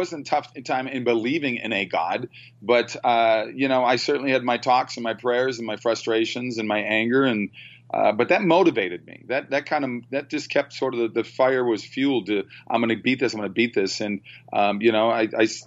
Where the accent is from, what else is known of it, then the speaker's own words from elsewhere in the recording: Minnesota, United States; I started paper out when I was 9 years old in Minnesota